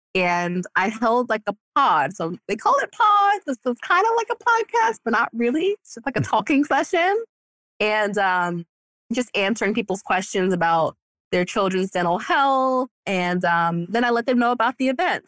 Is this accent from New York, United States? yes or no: yes; New York, United States; now in Florida, United States; I'm a New Yorker